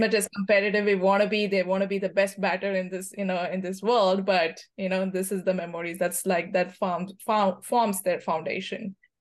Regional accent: India; moved away as an adult; now in United States; I come from India

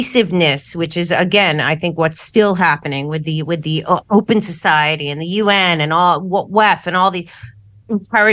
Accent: United States; we're very lucky to have been born in the United States of America

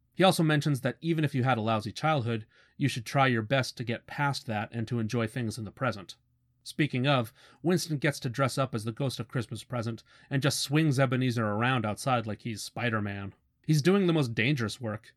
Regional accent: Canada; as a Canadian

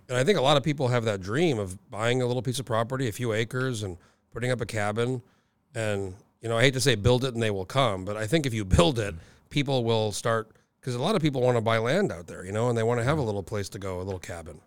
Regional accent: New Mexico, United States; moved away as an adult; now in Alaska, United States; I grew up in New Mexico and I've been here, you know, almost over nineteen years now

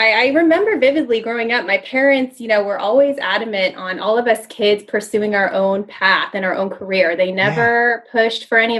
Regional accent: Orange County, California, United States; So I'm from Orange County. I'm an Orange County girl.

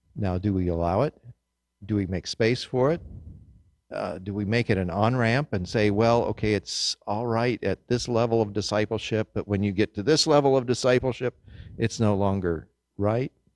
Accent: Kansas, United States; growing up in Kansas in the wheat fields

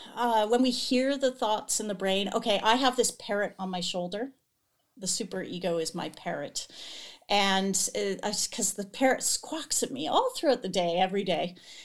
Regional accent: Toronto, Ontario, Canada; So I grew up on Toronto Island, which is it's a small group of islands in the harbor of Toronto.

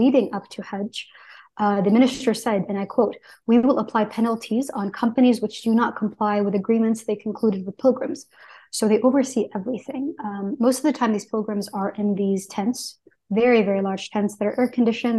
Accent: Texas, United States; I grew up in Texas

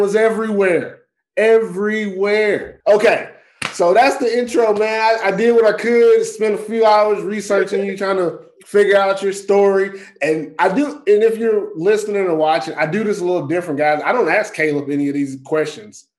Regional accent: Texas, United States; moved away as an adult; now in Finland; I'm from Texas

